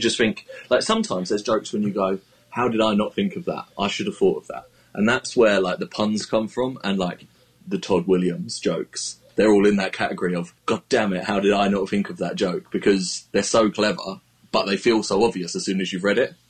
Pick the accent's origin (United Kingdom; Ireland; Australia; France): United Kingdom; as a British tweeter